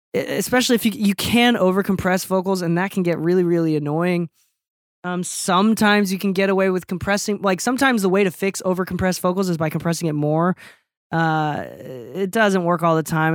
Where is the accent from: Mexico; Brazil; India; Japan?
Japan; now in United States; I am a Japanese mixer in America